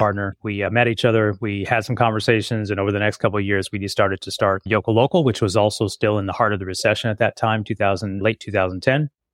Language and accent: English; Las Vegas, Nevada, United States; I grew up in Vegas